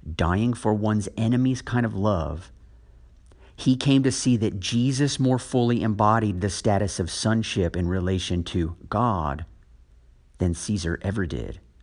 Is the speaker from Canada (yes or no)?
no; United States; I'm speaking as an American